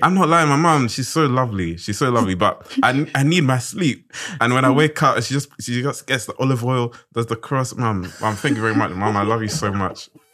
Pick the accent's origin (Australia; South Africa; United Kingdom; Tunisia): United Kingdom; London; I'm from South London.